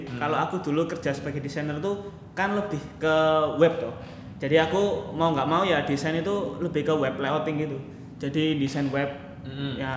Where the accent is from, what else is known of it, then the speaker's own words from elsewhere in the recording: Surabaya, East Java, Indonesia; terus saya asli Surabaya sih saya asli Surabaya uh, saya kerja di Surabaya selama hampir tiga setengah tahun ya